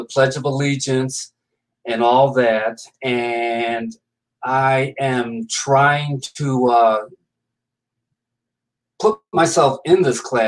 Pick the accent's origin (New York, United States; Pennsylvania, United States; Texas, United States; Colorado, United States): New York, United States; Binghamton; Binghamton, New York. That's my hometown.